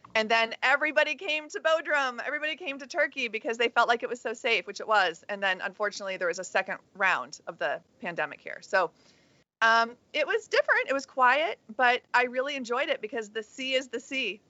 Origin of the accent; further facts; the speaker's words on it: United States; as an American